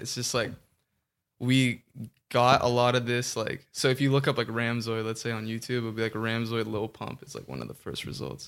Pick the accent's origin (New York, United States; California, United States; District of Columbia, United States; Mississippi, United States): California, United States; Orange County; also born or lived in Kansas; I'm from Orange County, born in Kansas.